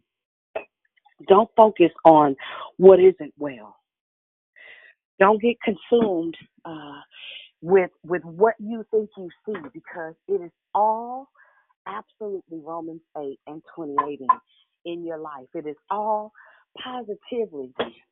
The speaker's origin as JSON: {"language": "English", "town": "Richmond", "country": "United States", "said": "I'm from Richmond, so I'm a little good, little ghetto"}